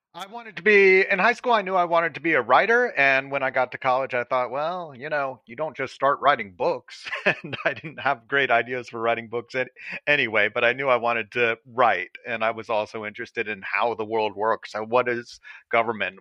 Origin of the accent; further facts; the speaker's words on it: Atlanta, Georgia, United States; I'm from the Atlanta area, so um, this is my hometown